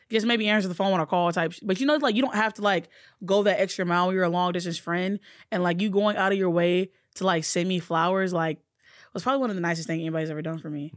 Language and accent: English; Alabama, United States